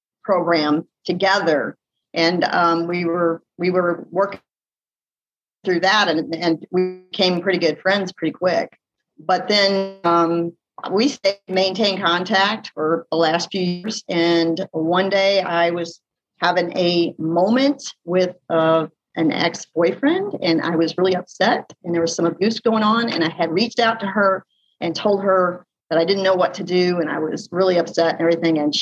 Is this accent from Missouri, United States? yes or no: yes; Missouri, United States; now in Pensacola, United States; I'm actually a Midwestern girl. I was born and raised in Missouri.